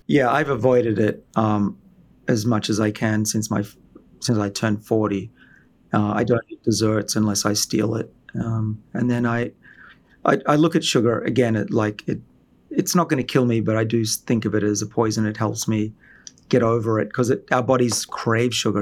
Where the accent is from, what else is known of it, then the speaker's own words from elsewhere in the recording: Australia; moved away; I'm from Australia originally, where everyone has free healthcare